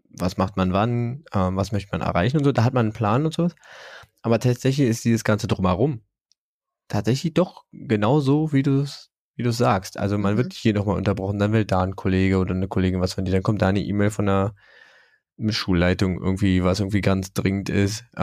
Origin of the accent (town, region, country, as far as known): Germany